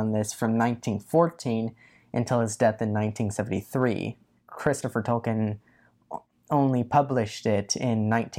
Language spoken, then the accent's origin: English; India; since I'm Indian, I know everything there is to know about people who base their books off of Indians.